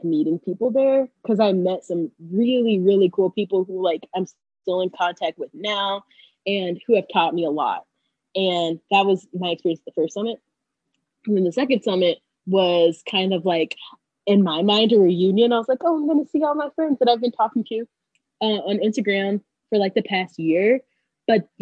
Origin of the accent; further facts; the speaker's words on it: North Georgia, United States; now in Atlanta, United States; I am from, I would say, North Georgia.